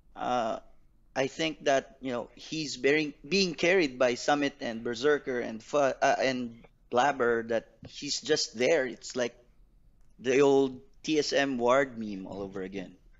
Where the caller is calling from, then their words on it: Philippines; I'm calling from the Philippines